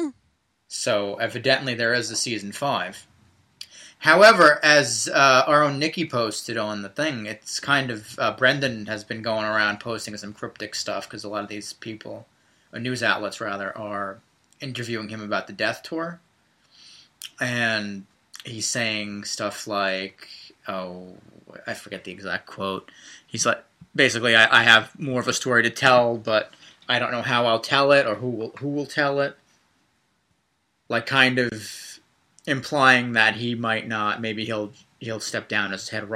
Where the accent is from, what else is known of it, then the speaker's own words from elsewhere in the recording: New Jersey, United States; I am from Jersey